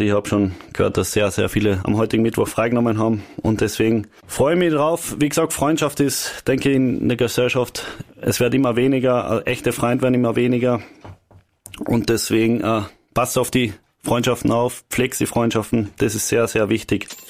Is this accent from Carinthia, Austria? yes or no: yes; Carinthia, Austria; bei uns in Kern